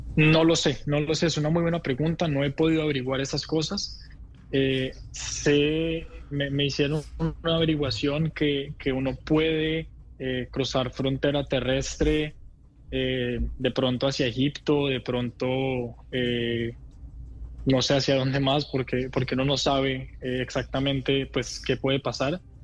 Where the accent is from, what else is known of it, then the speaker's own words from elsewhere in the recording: Bogotá, Colombia; moved away as an adult; now in Israel; soy colombiano, me nací y crecí en Colombia, en Bogotá